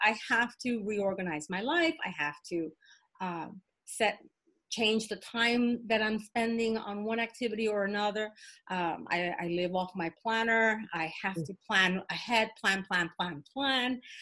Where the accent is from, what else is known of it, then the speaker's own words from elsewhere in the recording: New York City, New York, United States; I'm of Puerto Rican descent, um, uh, born and raised in the South Bronx